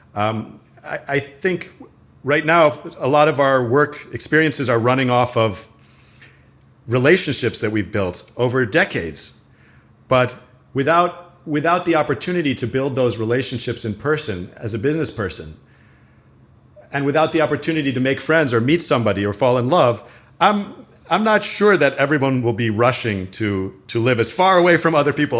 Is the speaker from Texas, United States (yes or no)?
no; New York City, New York, United States; born or raised there